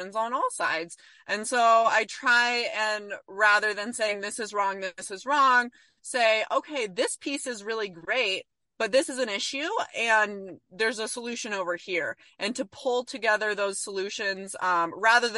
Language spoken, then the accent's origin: English; California, United States; I grew up in California in an environment where we were very liberal